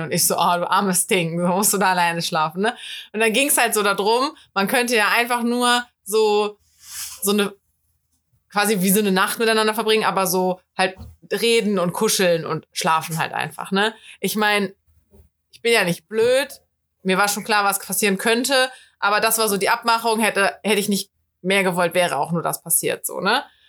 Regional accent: Cologne, North Rhine-Westphalia, Germany; Ich bin Kölnerin

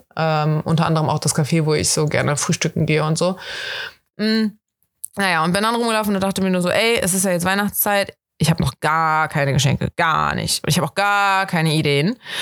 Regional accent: Germany; accent: German; mit meinem deutschen Akzent

